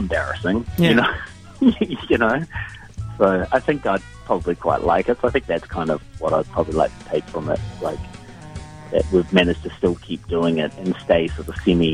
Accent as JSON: {"language": "English", "town": "Dunedin", "region": "Otago", "country": "New Zealand", "tie": "born or raised there", "said": "when I was growing up in Dunedin"}